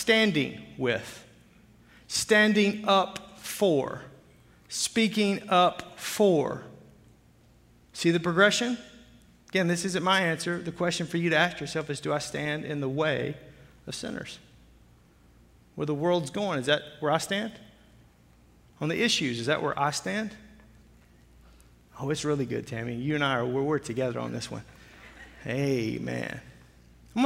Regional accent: Arkansas, United States; I'm from Arkansas

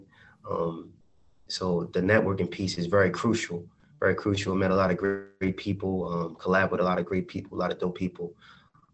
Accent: Baltimore, Maryland, United States; I'm from Baltimore

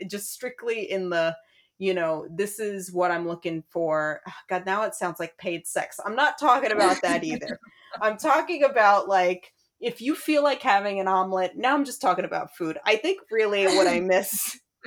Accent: New York City, New York, United States; moved away; I'm from New York City. I'm from yeah. Brooklyn

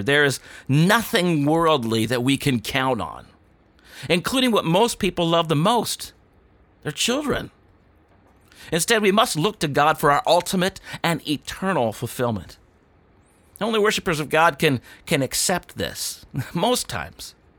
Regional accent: United States; as an American

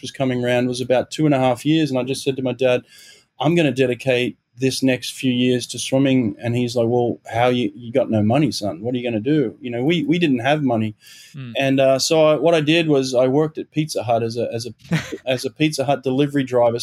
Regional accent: Sydney, New South Wales, Australia; moved away as an adult; also born or lived in Auburn, Alabama / Los Angeles; now in Delaware, United States; I grew up in Maroubra in Sydney.

